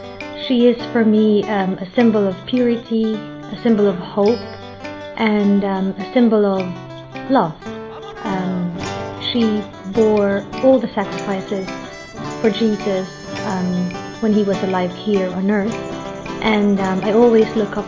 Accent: Philippines; I'm from the Philippines and I'm 28 years old.

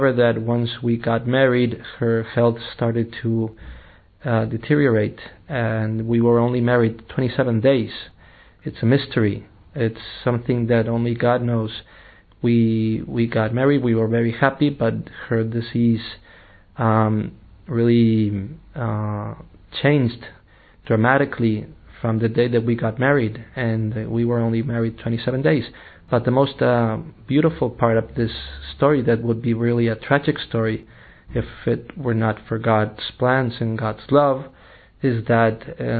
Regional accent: Tijuana, Baja California, Mexico; first language English and Spanish; also born or lived in Rome; now in London, United Kingdom; I am originally from Mexico, from the city of Tijuana. I was born in a bicultural area along the border between Mexico and the United States

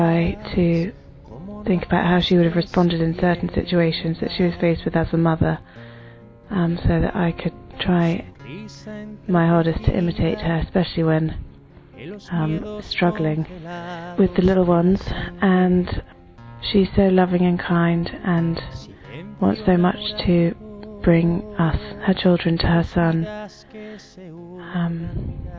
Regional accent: England, United Kingdom; I'm from England

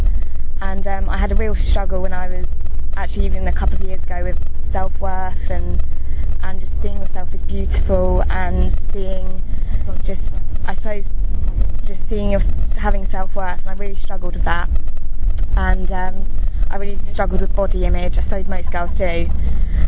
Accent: London, United Kingdom; I'm 18 and I'm from London

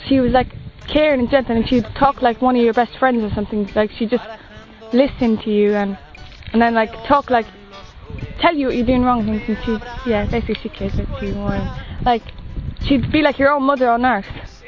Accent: Swanley, South East England, United Kingdom; I'm from Swanley in Kent. I'm 14.

